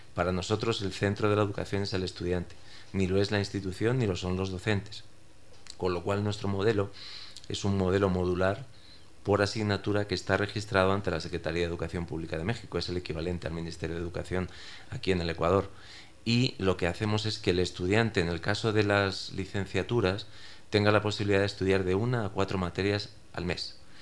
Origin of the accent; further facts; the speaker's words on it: Spain; yo soy español